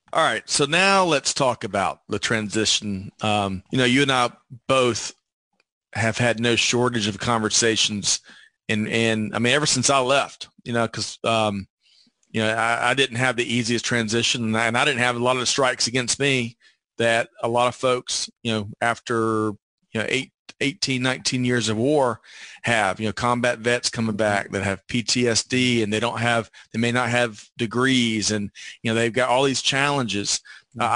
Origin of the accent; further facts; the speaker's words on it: Aiken, South Carolina, United States; I was from Aiken, South Carolina when I mm. joined the Air Force.